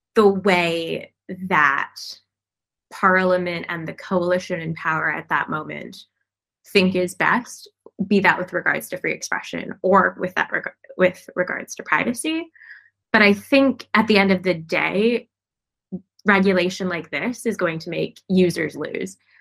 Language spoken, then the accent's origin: English; United States; as an American